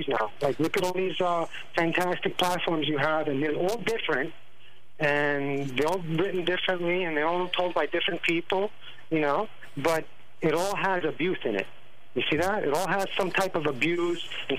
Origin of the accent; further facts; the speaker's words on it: United States; I was born here in America